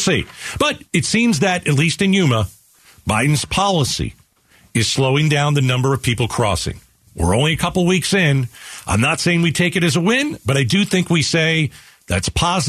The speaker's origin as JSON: {"language": "English", "country": "Venezuela", "moved": "yes", "lives_now": "Mexico", "said": "I'm originally from Venezuela. I'm in Mexico. I'm waiting to get in the United States."}